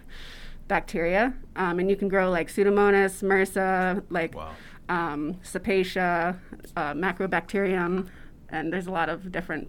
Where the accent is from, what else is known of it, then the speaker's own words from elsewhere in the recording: Boston, Massachusetts, United States; I was living in Boston at the time